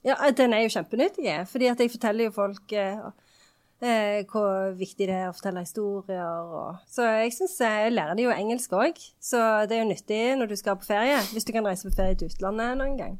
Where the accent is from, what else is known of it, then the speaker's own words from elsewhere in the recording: Sandnes, Rogaland, Norway; jeg kommer jo fra Sandnes, så der er det ikke så enormt mange professorer